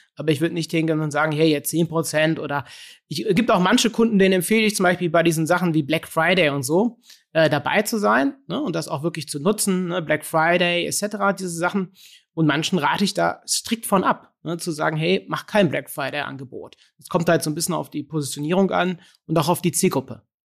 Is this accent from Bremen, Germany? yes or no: no; Cologne, North Rhine-Westphalia, Germany; bei uns in Köln